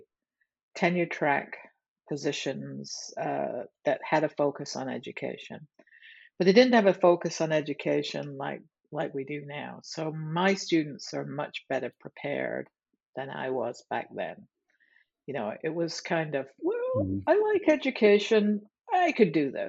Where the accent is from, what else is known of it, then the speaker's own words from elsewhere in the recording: England, United Kingdom; moved away; I'm from England